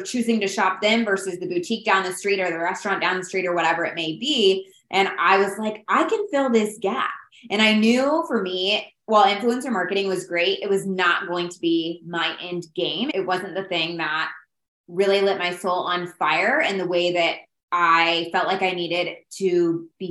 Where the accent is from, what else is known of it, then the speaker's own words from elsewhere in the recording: Indiana, United States; also born or lived in Phoenix, Arizona; We're from Indiana, but lived in Phoenix for a couple of years